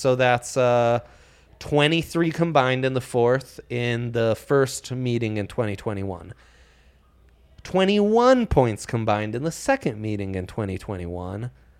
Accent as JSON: {"language": "English", "country": "Italy", "tie": "born or raised there", "said": "I was raised in Italy."}